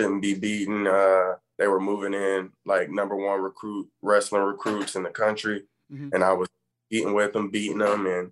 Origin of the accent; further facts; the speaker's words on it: Muskogee, Oklahoma, United States; I grew up in Muskogee.